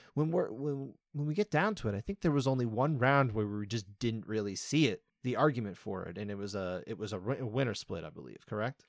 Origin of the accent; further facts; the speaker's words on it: United States; I am obviously an American